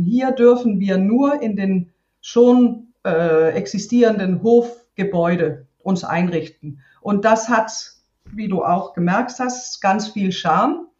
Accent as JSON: {"language": "German", "country": "Denmark", "tie": "born or raised there", "second_language": "German", "said": "ich bin ja auf dem Land aufgewachsen hier"}